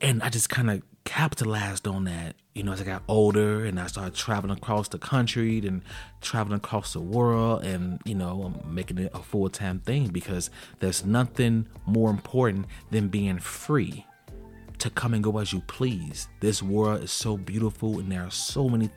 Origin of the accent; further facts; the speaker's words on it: Chicago, Illinois, United States; I'm from Chicago, and when I was young, when I was in high school, I went to high school on the south side of Chicago